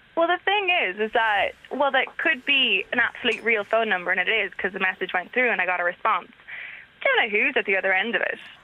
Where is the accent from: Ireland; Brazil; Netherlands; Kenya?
Ireland; Dublin, Leinster; I'm Dublin born and raised, but my mum and her side of the family are from Nashville, Tennessee, which is why I have a bit of an accent